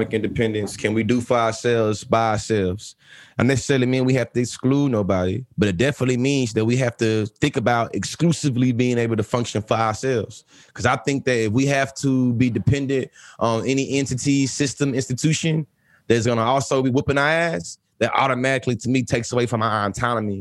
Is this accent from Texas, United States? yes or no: yes; Bryan, Texas, United States; I'm also from Bryan, Texas, too. And being from Bryan, Texas